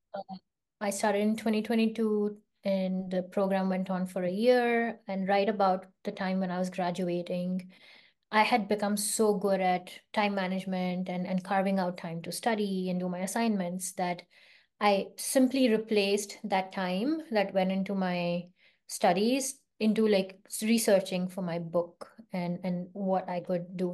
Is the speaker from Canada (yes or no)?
no; India; moved away as an adult; also born or lived in London, United Kingdom / California, United States; now in Bay Area, California, United States; I grew up in India